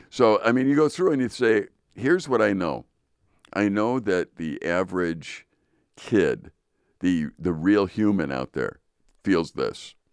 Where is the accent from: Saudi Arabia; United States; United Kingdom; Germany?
United States; we as American people